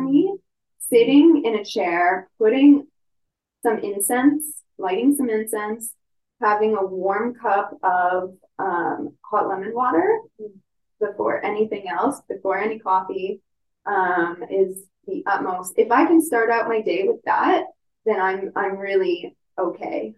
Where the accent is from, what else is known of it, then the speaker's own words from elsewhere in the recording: Ontario, Canada; moved away; I'm from Ontario originally.